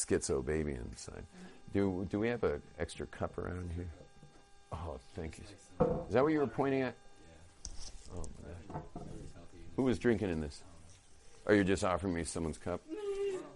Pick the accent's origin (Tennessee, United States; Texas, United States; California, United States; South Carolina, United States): California, United States; Los Angeles; moved away as an adult; now in Jerusalem, Israel; I was from the northern bay